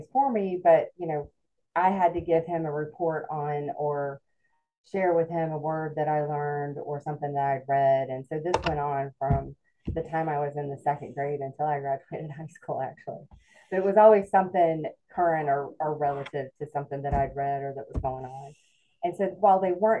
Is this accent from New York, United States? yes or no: no; Alpharetta, Georgia, United States; I grew up in, when I was growing up, it was a small suburb about 35 minutes north of Atlanta called Alpharetta.